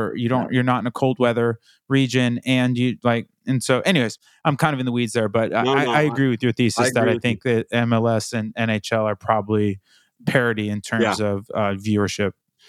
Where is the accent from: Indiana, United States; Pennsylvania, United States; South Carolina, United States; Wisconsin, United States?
Indiana, United States; like I grew up in Indiana where hockey was not a big thing.